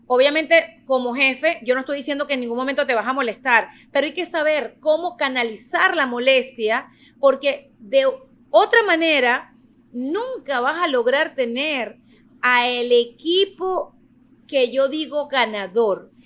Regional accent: Venezuela; moved away as an adult; now in United States; yo nací en Venezuela, yo llegué a Estados Unidos ya con una carrera, con un título de periodista

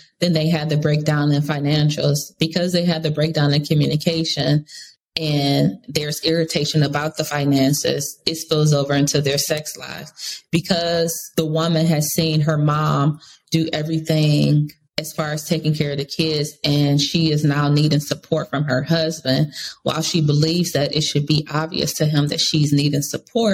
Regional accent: Cleveland, Ohio, United States; moved away as an adult; now in Charlotte, United States; I'm originally from Cleveland, Ohio. So when I moved from there 10 years ago and came to Charlotte, North Carolina

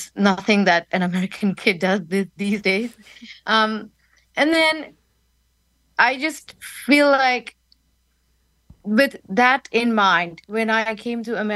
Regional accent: India; moved away as an adult; now in New York City, United States; my mountain music from India that I grew up

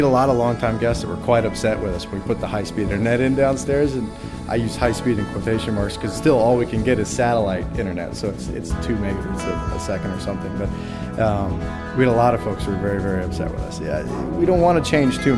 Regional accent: Easton, Maryland, United States; also born or lived in Baltimore; now in Montana, United States; I'm from Maryland originally. Grew up back there

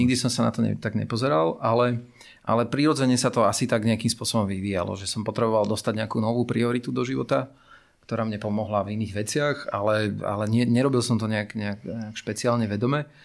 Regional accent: Bratislava, Bratislava Region, Slovakia; ja som uh, vyrastal teda v tej Petržalke ako, ako decko

